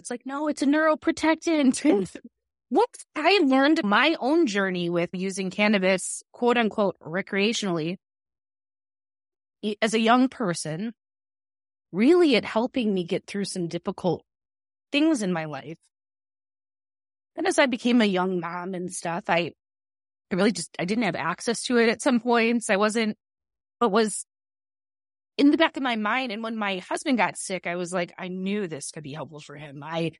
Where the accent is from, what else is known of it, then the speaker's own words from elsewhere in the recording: Chicago, Illinois, United States; I grew up in Illinois. I'm from here.